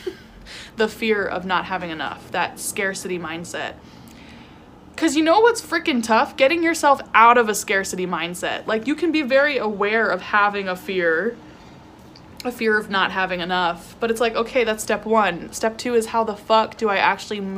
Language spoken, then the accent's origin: English; California, United States; moved away as an adult; also born or lived in New York / Arizona; I moved from New York back home to California